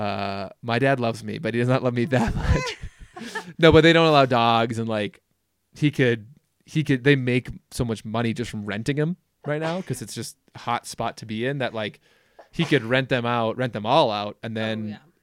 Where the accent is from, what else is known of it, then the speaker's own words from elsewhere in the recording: Minnesota, United States; moved away as an adult; now in Jackson, United States; I grew up in Minnesota